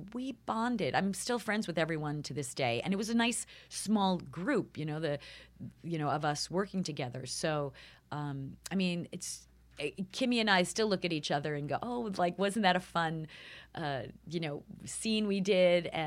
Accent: New York, United States; I'm from New York, and I, there's a certain sort of cutting to the chase

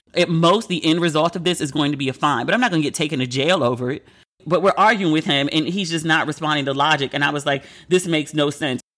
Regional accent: United States; I'm American

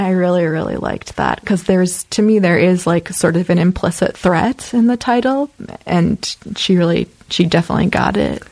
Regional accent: Chicago, Illinois, United States; moved away as an adult; also born or lived in Oakland, California / Iowa; now in Los Angeles, United States; a lot of people I knew growing up in Chicago were involved

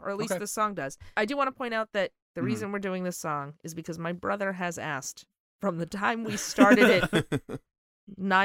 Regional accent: Long Island, New York, United States

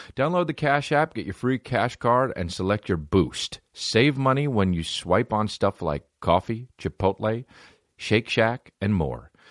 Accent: East Coast, United States; I'm from the East Coast

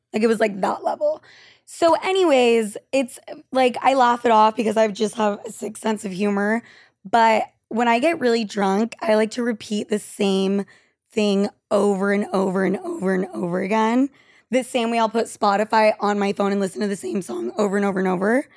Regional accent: Argentina; moved away; I'm from Argentina

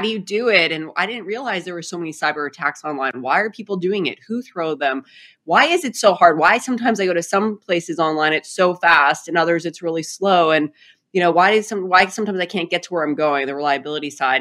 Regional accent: Saskatchewan, Canada; moved away as an adult; I grew up in a uh, province called Saskatchewan, which is kind of the prairie province of Canada.

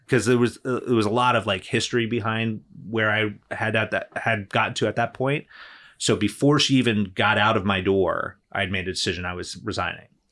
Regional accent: New Jersey, United States; moved away; I grew up in New Jersey. I was born and raised there

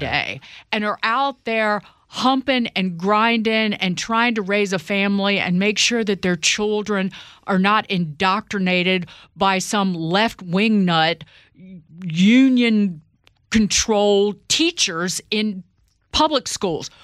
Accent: Southside Virginia, United States; born and raised Southside Virginia

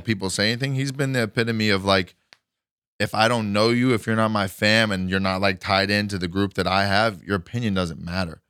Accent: Kerrville, Texas, United States; moved away; Kerrville, Texas

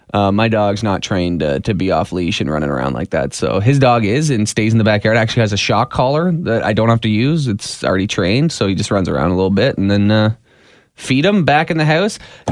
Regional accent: Dublin, Leinster, Ireland; Me? I'm from Dublin.

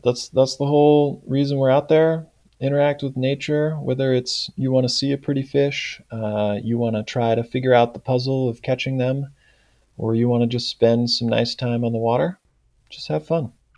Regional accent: Bay Area, California, United States; I grew up in California, the Bay Area, California

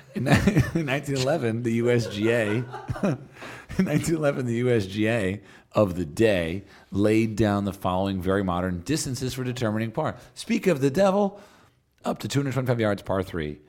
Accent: United States

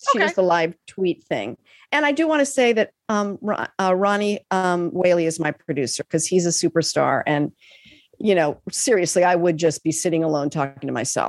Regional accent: Los Angeles, California, United States; I grew up in Los Angeles in the South Bay.

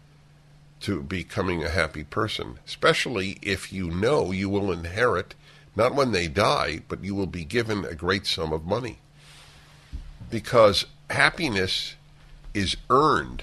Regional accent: New York City, New York, United States; And I grew up in New York

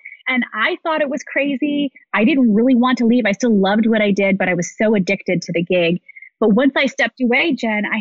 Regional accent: Midwest, United States; moved away as an adult; also born or lived in Ohio / Chicago / New York; born and raised in the Midwest

